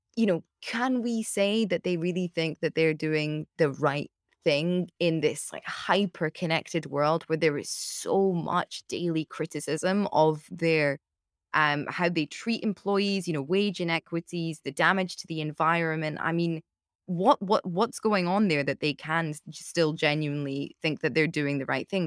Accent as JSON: {"language": "English", "country": "United Kingdom", "said": "as a Brit"}